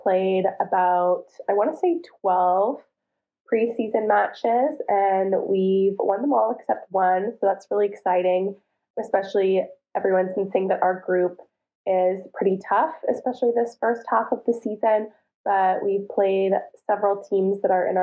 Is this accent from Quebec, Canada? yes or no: no; Ottawa, Ontario, Canada; moved away as an adult; also born or lived in Toronto; now in Istanbul, Turkey; I'm from Ottawa, and I played at the University of Toronto for 5 years